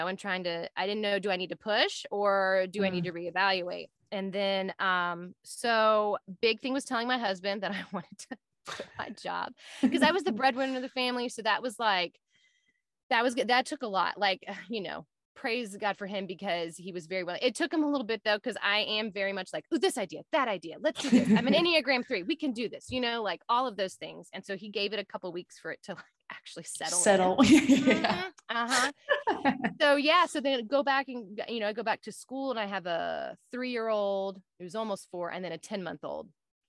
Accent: Southern United States, United States; I'm a Southerner.

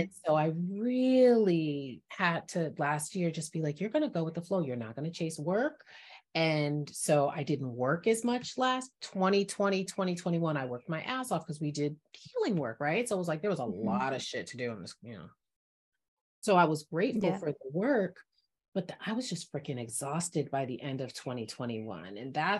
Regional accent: Jamaica; And I'm Jamaican.

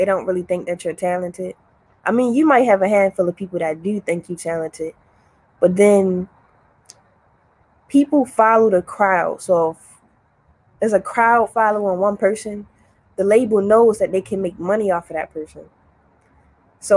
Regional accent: Baltimore, Maryland, United States; I'm from Baltimore

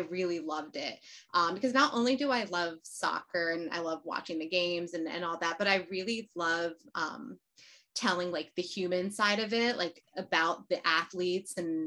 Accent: New York, United States; I'm from New York, so the local team is Sky Blue, now Gotham.

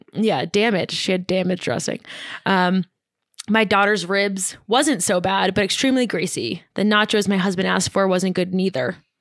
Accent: New York, United States; moved away as an adult; now in Lake Tahoe, United States; so I'm from New York

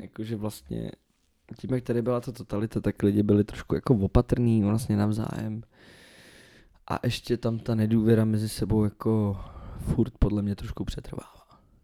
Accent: Czechia; accent: Czech; also born or lived in Scotland; jaký bych měl mít do prdele přízvuk, když jsem Čech

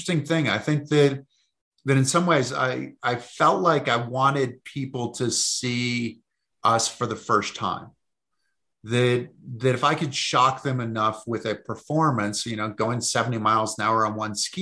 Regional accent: Massachusetts, United States; I grew up in Massachusetts.

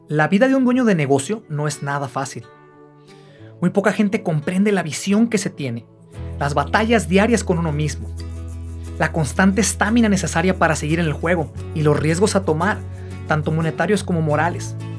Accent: Guadalajara, Jalisco, Mexico; moved away; yo soy de Guadalajara, Jalisco

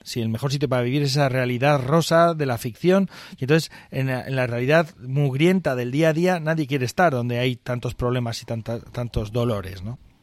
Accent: northern Aragon, Spain; yo soy del norte de Aragón, que es donde se utiliza esto

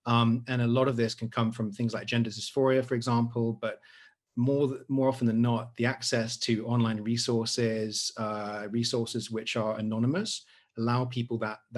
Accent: Oxford, South East England, United Kingdom; moved away as an adult; now in Singapore; I come from Oxford, but yeah, I'm from the UK. But I've been in Singapore for 10 years.

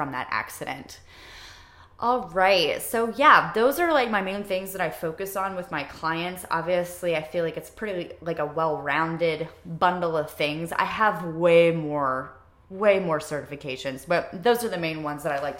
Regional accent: Ohio, United States; moved away as an adult; now in Wilmington, United States; I'm from Ohio

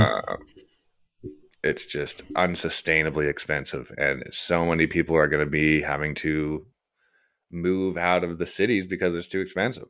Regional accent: Canada; also born or lived in Kelowna, British Columbia; I'm a Canadian citizen. I am Canadian.

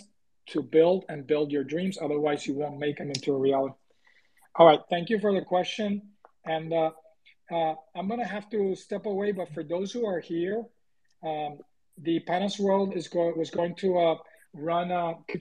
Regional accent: Puerto Rico; moved away; I'm originally from Puerto Rico

